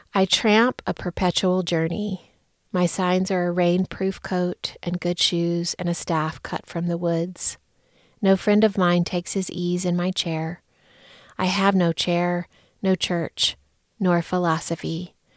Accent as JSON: {"language": "English", "region": "Alabama", "country": "United States", "also_born_or_lived": "Chicago", "moved": "as an adult", "lives_now": "Denver, United States", "said": "When I moved away from Alabama and landed in the Chicago area"}